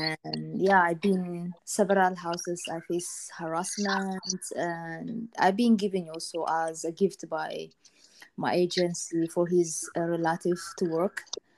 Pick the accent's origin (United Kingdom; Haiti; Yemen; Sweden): Yemen; moved away as an adult; now in Lebanon; So I came from Yemen to Lebanon.